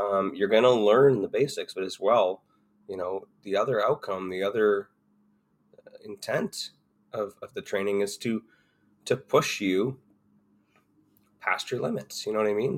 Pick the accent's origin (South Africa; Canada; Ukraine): Canada; Ontario; moved away as an adult; also born or lived in Alberta; I grew up in Ontario. I grew up just an hour down the road